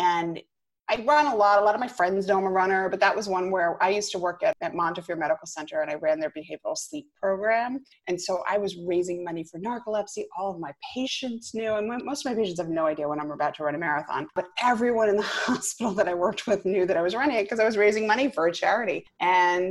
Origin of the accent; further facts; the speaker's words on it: Rhode Island, United States; moved away as an adult; now in Westchester, New York, United States; I'm originally from Rhode Island